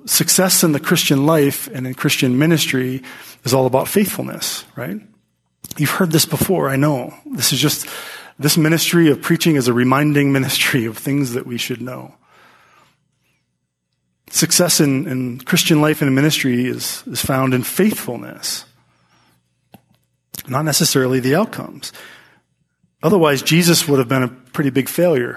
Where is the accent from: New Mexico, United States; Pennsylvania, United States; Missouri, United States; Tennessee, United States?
Pennsylvania, United States; as a kid growing up in Pennsylvania